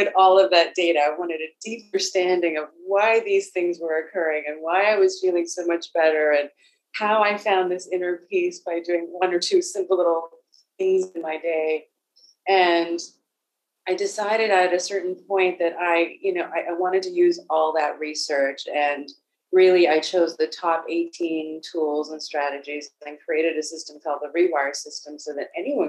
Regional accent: South Africa; I was born in South Africa during apartheid as a person of previously disadvantaged race

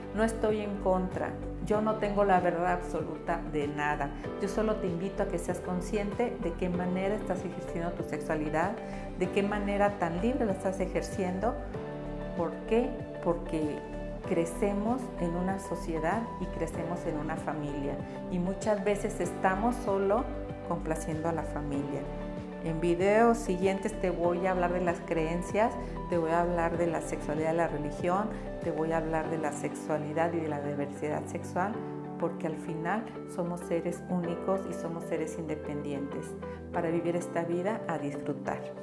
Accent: Chihuahua, Mexico; moved away; also born or lived in central/southern Mexico; Yo vengo del norte, yo vengo de Chihuahua y allá yo cuando crecí

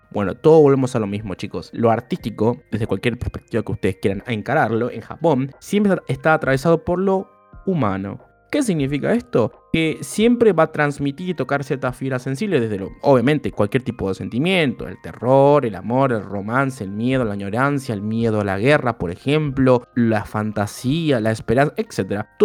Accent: Granada, Andalusia, Spain; para la que no me siga, soy granadina japonesa

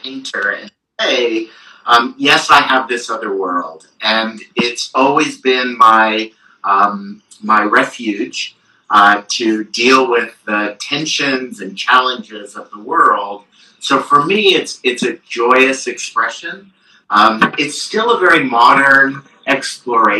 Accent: Marin County, California, United States; We were living in Marin County

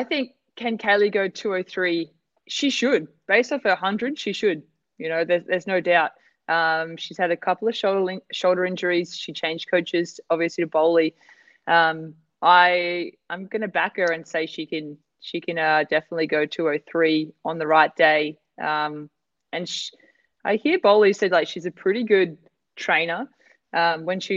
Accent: Australia; I'm Aussie

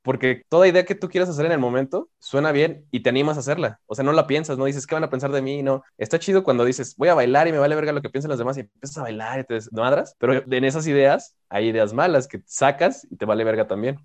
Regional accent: Mexico; tengo que ser mexicano y como buen mexicano

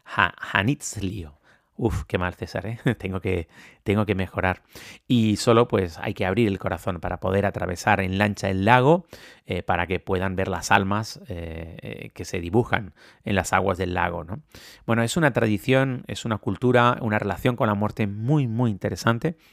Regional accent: Canary Islands, Spain; como decimos en Canarias

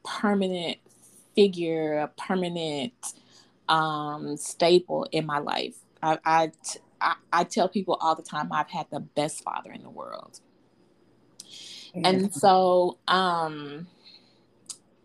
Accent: Fort Worth, Texas, United States; I was born and raised in Fort Worth, Texas. Mm-hmm. I've never lived anywhere else

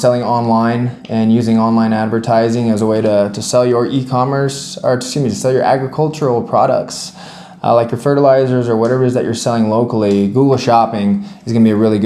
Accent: Miami, Florida, United States; I'm from Miami, Florida

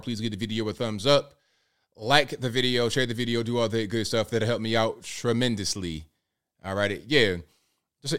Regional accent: Virginia, United States; I'm from Virginia

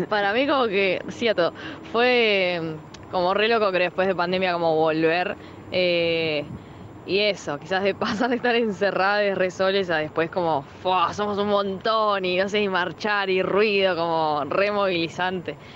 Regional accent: Buenos Aires, Argentina; tengo 22, eh, soy de Buenos Aires, zona oeste.

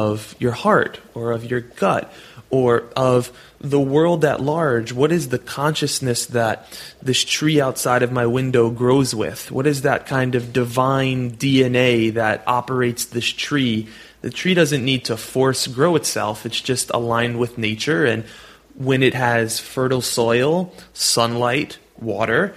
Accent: New York City, New York, United States; I'm born and raised in New York City where there's taxi cabs and rats in the subway.

